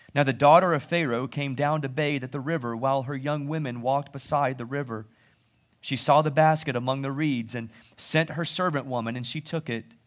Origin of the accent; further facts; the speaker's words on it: United States; I'm an American citizen. I'm even a proud American citizen. I speak the language